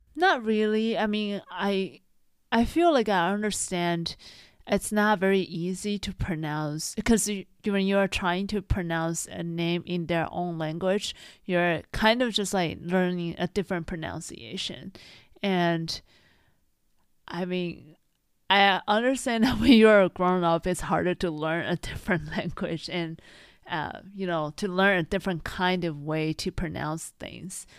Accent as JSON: {"language": "English", "country": "Taiwan", "tie": "born or raised there", "moved": "yes", "said": "because I grew up in Taiwan, I, of course, have a Chinese name."}